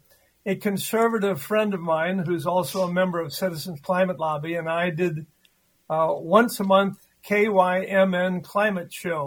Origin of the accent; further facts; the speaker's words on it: Owatonna, Minnesota, United States; also born or lived in Oregon / Northfield, Minnesota; Well, I was born and raised down in Owatonna, Minnesota.